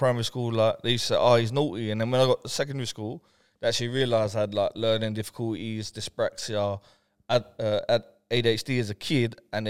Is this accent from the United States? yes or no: no; Brentford, London, United Kingdom; I'm from Brentford, West London.